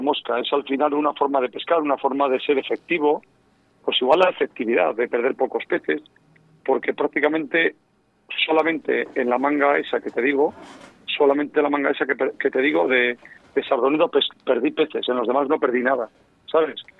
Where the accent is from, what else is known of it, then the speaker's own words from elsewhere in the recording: León, Castile and León, Spain; soy leonés